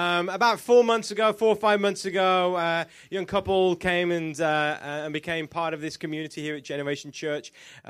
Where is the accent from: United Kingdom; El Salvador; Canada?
United Kingdom; England; accent: British; This is why I am from England, if you didn't know, which is in Europe.